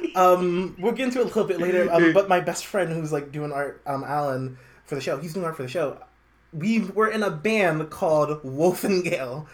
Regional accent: New York City, New York, United States; also born or lived in Harlem, New York / South Utica, New York; now in Utica, United States; born and raised in Brooklyn

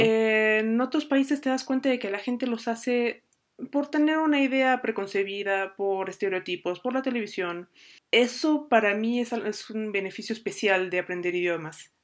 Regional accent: Mexico; cuando yo estaba en Japón éramos, em, dos mexicanos

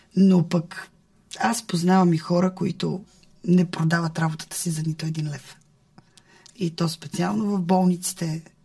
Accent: Bulgaria; аз като една българка от ромски происход, много обичаща държавата си

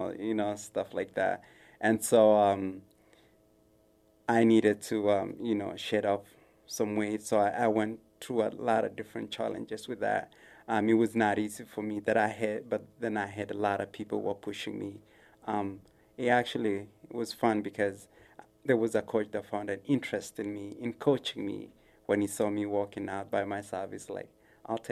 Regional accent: Kenya; moved away as an adult; also born or lived in Kansas / South Dakota; now in Sioux Falls, United States; I'm from Kenya. I came to the United States.

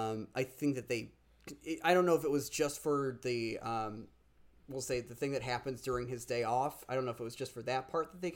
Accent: Chicago area, Illinois, United States; where the train would come from my hometown would swing right into Union Station

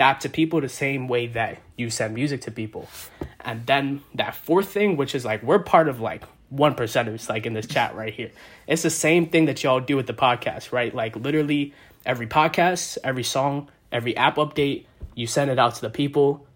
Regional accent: New York City, New York, United States; I'm from Brooklyn too

